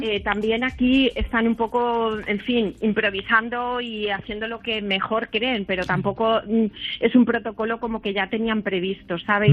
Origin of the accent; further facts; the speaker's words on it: Spain; nací en España